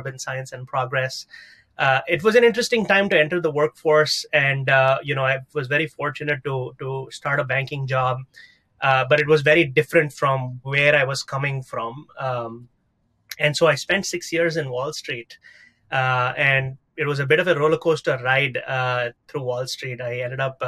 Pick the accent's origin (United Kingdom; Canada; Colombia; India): India; South India; moved away as an adult; now in New York City, United States; I'm originally from South India. I've been in the United States for about 16 years now